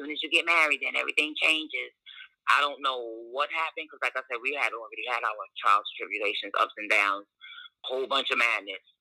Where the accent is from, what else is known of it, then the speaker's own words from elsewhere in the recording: New York City, New York, United States; moved away as an adult; also born or lived in Virginia; I was born and raised in Brooklyn.